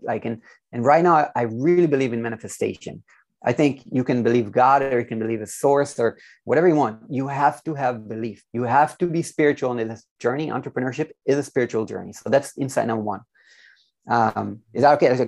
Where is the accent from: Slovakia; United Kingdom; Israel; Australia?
Israel; I'm from Israel, by the way, so um, born and raised